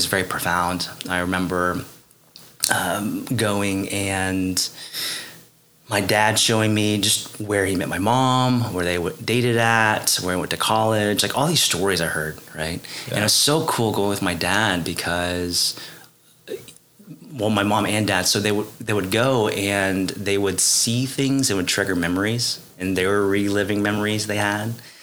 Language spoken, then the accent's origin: English; Oklahoma, United States; my parents were refugees after the Vietnam War, and I'm second generation, so I was born and raised here in the United States